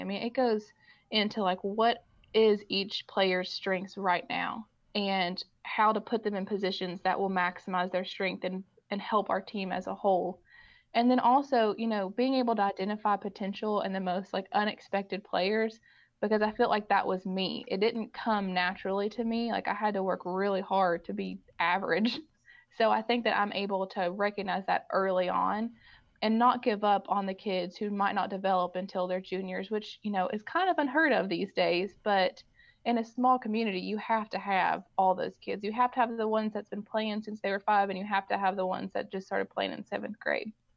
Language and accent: English; Owenton, Kentucky, United States; We were both born and raised in Owenton, and I cannot believe I ended back in Owen County